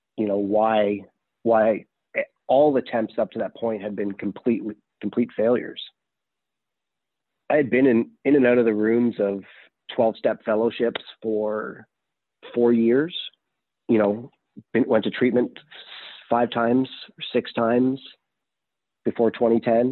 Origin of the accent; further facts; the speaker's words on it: Canada; now in Texas, United States; I am from Canada originally. I did get sober here in the U.S. in Texas.